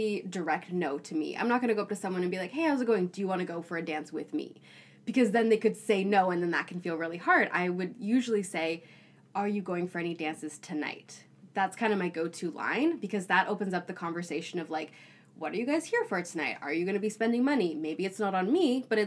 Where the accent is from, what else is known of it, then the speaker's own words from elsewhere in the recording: Toronto, Ontario, Canada; moved away as an adult; now in Vancouver, Canada; I grew up in Toronto